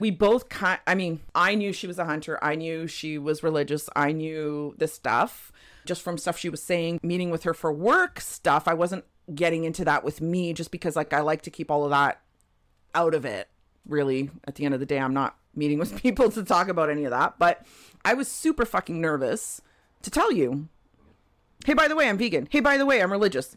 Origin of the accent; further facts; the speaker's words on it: Toronto, Ontario, Canada; moved away as an adult; also born or lived in Terceira, Azores, Portugal; now in British Columbia, Canada; born in Portugal, lived in Toronto most of my life. So, my parents moved to Toronto when I was just under, uh, so they moved in January. I turned three in April